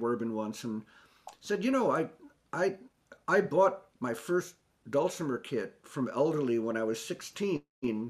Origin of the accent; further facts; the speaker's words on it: New York City, New York, United States; I grew up in New York City